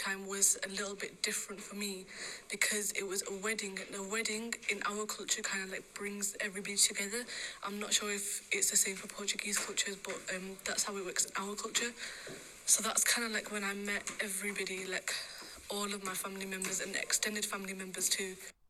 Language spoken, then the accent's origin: English; England, United Kingdom; England will always be my home because I was born here and I was raised here and I grew up here. But Pakistan, my home country, where my mum's family is and some of my dad's family